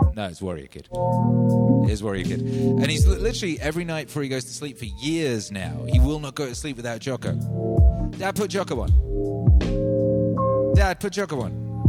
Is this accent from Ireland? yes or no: no; Wales, United Kingdom; I grew up in Wales